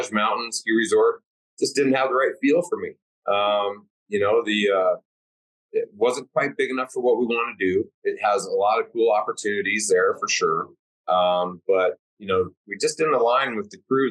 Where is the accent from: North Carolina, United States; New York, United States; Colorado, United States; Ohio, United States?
Colorado, United States; Durango; Purgatory, Colorado, which is my hometown. And of course, that one is awesome. I grew up skiing on that mountain